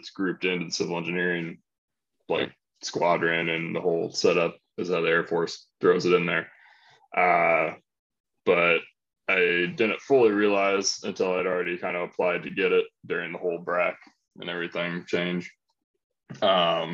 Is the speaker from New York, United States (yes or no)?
no; Iowa, United States; moved away as an adult; also born or lived in Kansas City; now in Austin, United States; both born and raised in Iowa